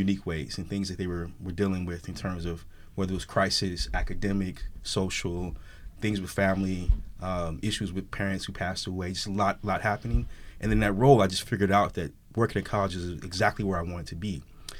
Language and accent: English; St. Louis, Missouri, United States; also born or lived in Chicago / Stockton; So I'm originally from St. Louis, Missouri. So I grew up in St. Louis.